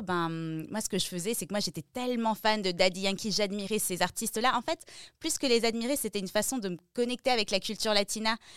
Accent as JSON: {"language": "French", "town": "Strasbourg", "region": "Grand Est", "country": "France", "tie": "born or raised there", "also_born_or_lived": "Peru", "said": "j'ai grandi à Strasbourg, je suis née à Strasbourg"}